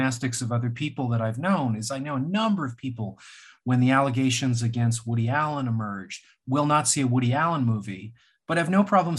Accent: Canada; I'm Canadian.

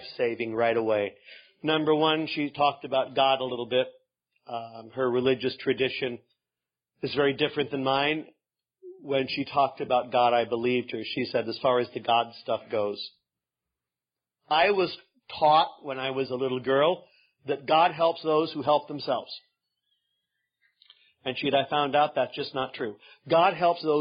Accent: Northern California, United States; I'm from Northern California.

